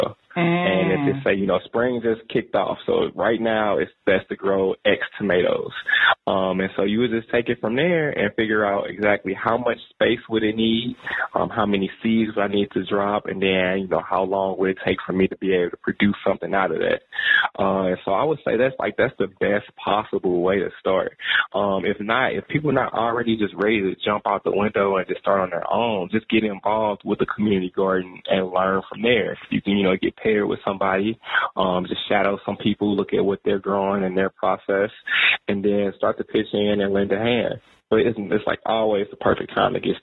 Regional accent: St. Louis, Missouri, United States; moved away as an adult; now in Nashville, United States; when I was growing up in St. Louis

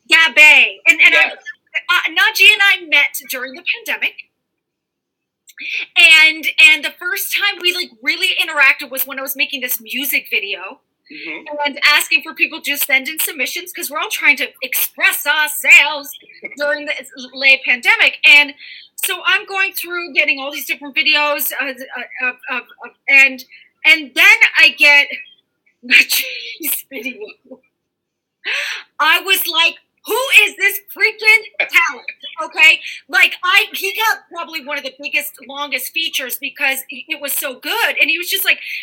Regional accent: New York City, New York, United States; I'm Queens

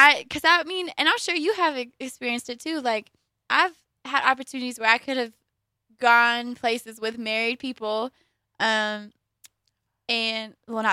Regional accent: Columbus, Georgia, United States; Also, because we're from Columbus, Georgia, and there's Pride Week happening in Opelika

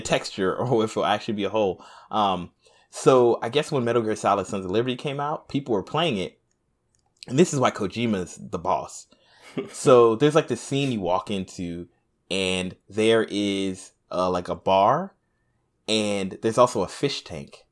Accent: United States; I'm a Black American

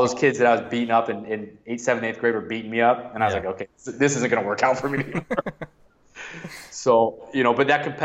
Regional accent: around the Ann Arbor, Detroit area, Michigan, United States; growing up in Michigan, actually, in – like around the Ann Arbor, Detroit area

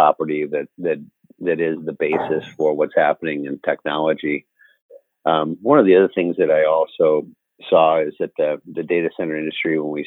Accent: Cedar Rapids, Iowa, United States; I grew up on a farm outside of Cedar Rapids

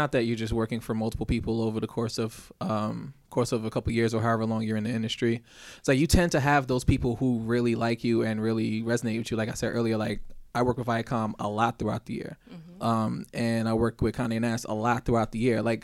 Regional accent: New York City, New York, United States; work as a freelance audio engineer from Brooklyn, New York

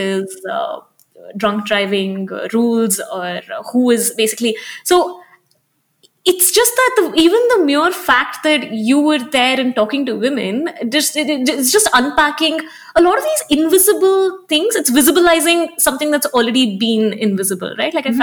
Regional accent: Hyderabad, Telangana, India; also born or lived in Delhi; now in Bangalore, India; I grew up in Hyderabad and I live in Bangalore and I've lived in Delhi before this.

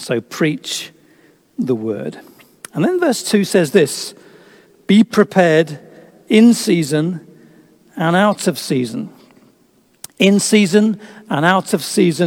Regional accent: England, United Kingdom; being English

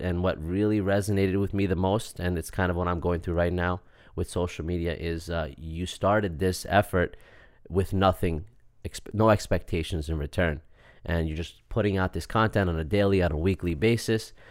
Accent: Syosset, New York, United States; also born or lived in Queens; I actually grew up in Syosset

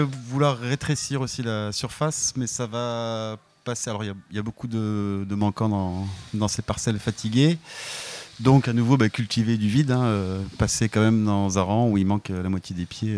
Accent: Var, Provence-Alpes-Côte d'Azur, France; quand j'étais gamin dans le Var

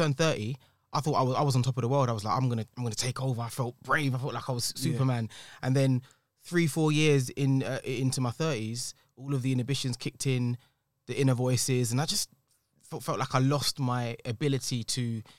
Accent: London, United Kingdom; I am a creative from East London, qualified teacher, taught for many years, 11 years

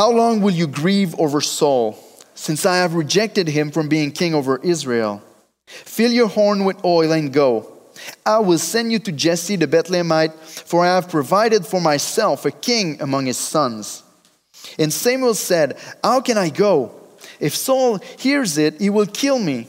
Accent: Drummondville, Quebec, Canada; accent: French; English is a second language; I come from Drummondville

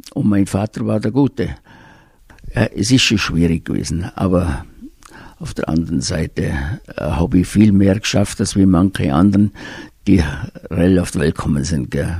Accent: Höfen, Tyrol, Austria; ich bin aufgewachsen in Höfen bei Reute

